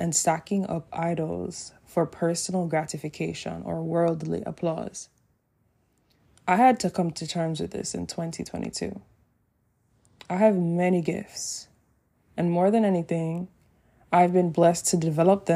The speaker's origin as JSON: {"language": "English", "country": "Jamaica", "said": "living in Jamaica, my home country"}